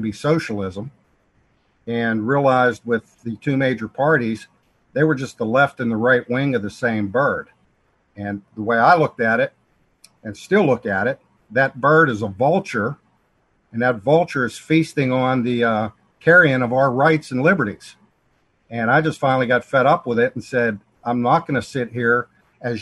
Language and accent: English; Pennsylvania, United States; moved away as an adult; now in North Carolina, United States; I came to North Carolina from Pennsylvania, out Pittsburgh, Pennsylvania, small steel mill towns where I grew up